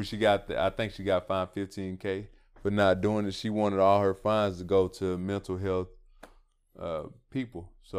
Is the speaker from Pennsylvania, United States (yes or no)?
no; Atlanta, Georgia, United States; Yeah, for sure. I'm from Atlanta.